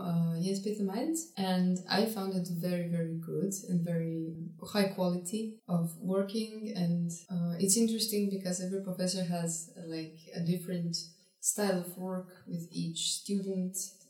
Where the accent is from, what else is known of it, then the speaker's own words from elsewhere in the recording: Ljubljana, Slovenia; I'm from Slovenia, from the capital of Ljubljana. I'm there finishing high school, currently fourth year, and I'm 18 years old.